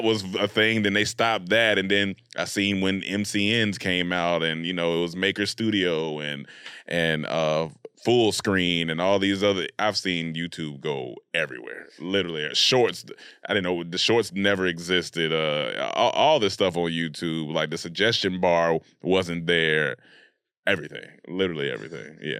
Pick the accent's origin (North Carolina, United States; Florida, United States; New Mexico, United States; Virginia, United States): North Carolina, United States; Raleigh-Durham area; I was raised in North Carolina, Raleigh, Durham area of North Carolina